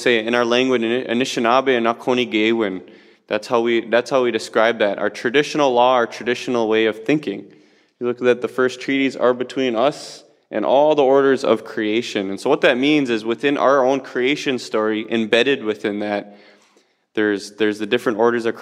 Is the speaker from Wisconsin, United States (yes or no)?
yes; Bad River, Wisconsin, United States; I come here from Bad River, Wisconsin